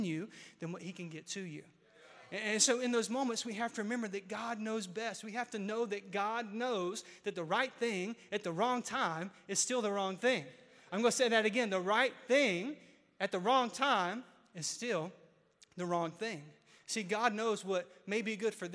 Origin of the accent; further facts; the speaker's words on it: Mount Olive, North Carolina, United States; Mount Olive brand, because that's my hometown.